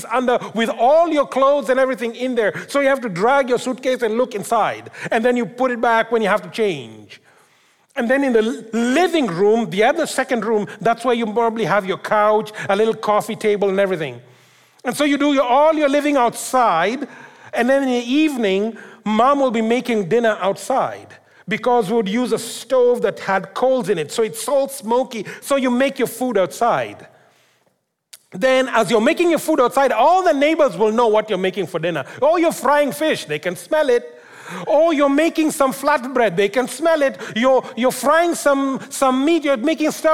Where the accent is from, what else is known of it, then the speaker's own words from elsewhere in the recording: Kenya; moved away; when I grew up in Africa, in Kenya